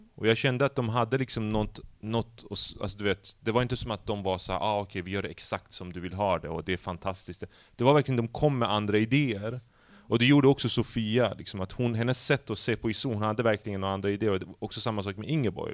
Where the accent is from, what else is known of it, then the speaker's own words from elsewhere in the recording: Skellefteå, Västerbotten County, Sweden; moved away as an adult; jag är ju uppvuxen i Skellefteå